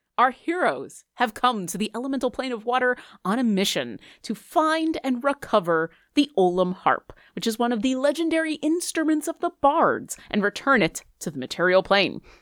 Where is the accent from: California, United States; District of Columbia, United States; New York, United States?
New York, United States; Buffalo; I grew up in Buffalo